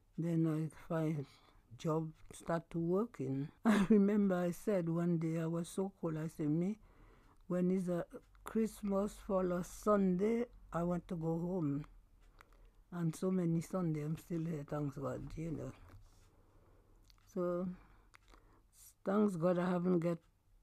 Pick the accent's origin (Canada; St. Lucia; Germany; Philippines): St. Lucia; born or raised there; moved away as an adult; now in United Kingdom